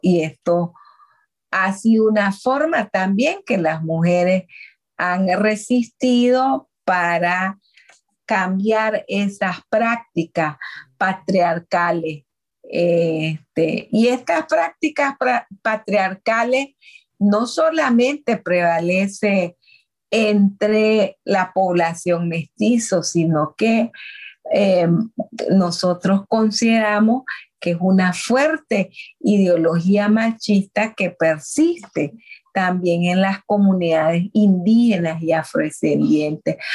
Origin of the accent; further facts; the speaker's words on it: Miskitu community on the Coco River, Mosquitia of Nicaragua, North Caribbean Coast Autonomous Region, Nicaragua; me crié en una comunidad del pueblo Miskitu llamado Viluascarma en el río Coco que aún lo llamamos la mosquitia de Nicaragua